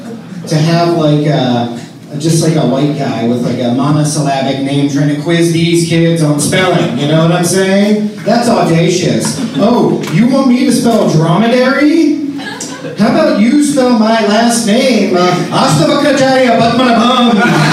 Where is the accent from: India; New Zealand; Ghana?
India; A friend of mine asked me, I'm Indian.